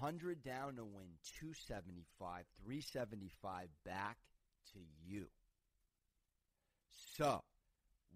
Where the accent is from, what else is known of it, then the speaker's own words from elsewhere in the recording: San Diego, California, United States; the San Diego Padres, my hometown team